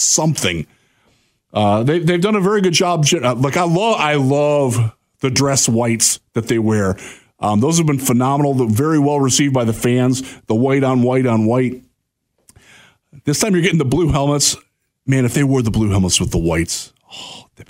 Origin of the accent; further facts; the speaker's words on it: Cedar Point area, Northern Ohio, United States; moved away as an adult; also born or lived in Houston, Texas; I'm from the Cedar Point area